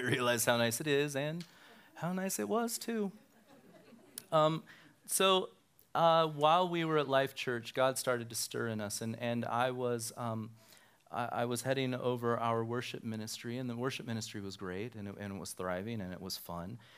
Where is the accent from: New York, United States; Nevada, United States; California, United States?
Nevada, United States; Reno; also born or lived in Sparks, Nevada; I grew up here in Reno, and, um, my family and I moved to Sparks in nineteen eighty